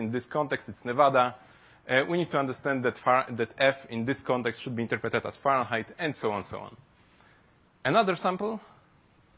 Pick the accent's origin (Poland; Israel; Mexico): Poland; English is a second language; English is not my first language, and which is tricky because we are not used to that in Poland